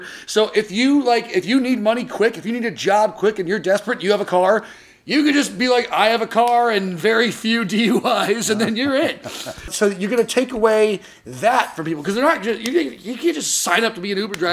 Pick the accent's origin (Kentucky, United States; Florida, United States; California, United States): California, United States; Orange County; where I grew up in Orange County.